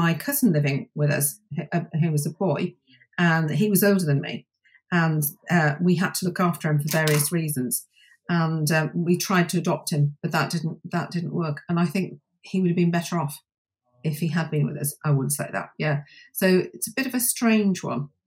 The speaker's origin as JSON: {"language": "English", "area": "County Durham", "region": "North East England", "country": "United Kingdom", "tie": "born or raised there", "also_born_or_lived": "Middlesbrough", "said": "I was born there, and they quickly took me to a very nice little middle-class village in County Durham, and I had a very nice life."}